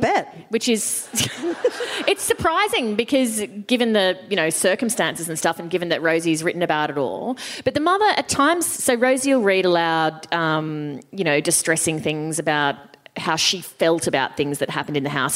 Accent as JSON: {"language": "English", "country": "Australia", "said": "as an Australian"}